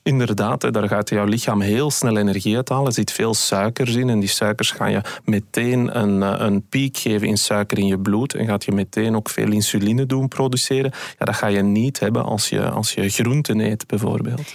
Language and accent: Dutch; Belgium; wij als Belgen